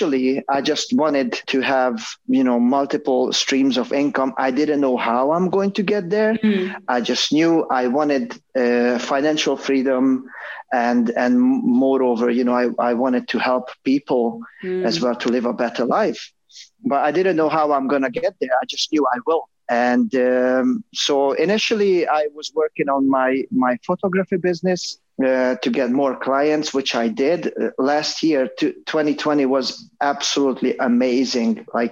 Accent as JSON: {"language": "English", "country": "Hungary", "tie": "born or raised there", "moved": "yes", "said": "I grew up in Hungary"}